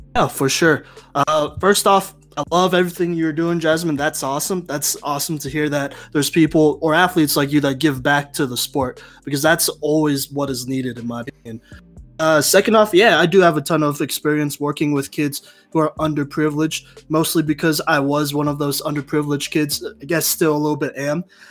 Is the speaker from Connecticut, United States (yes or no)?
no; Texas, United States; now in Colorado, United States; the middle school back in Texas